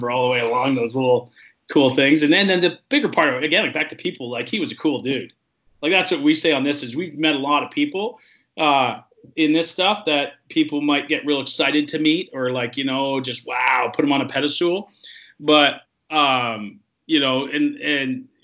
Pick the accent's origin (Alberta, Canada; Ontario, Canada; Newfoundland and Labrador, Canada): Ontario, Canada; Toronto; we're from Toronto